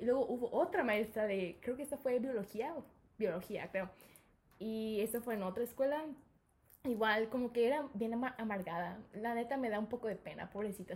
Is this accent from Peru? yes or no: no; Mexico; born or raised there; also born or lived in United States / Guadalajara